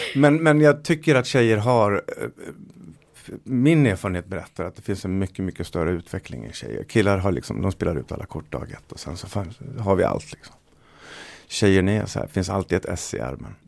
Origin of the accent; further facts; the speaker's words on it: Dalarna County, Sweden; jag är från Dalarna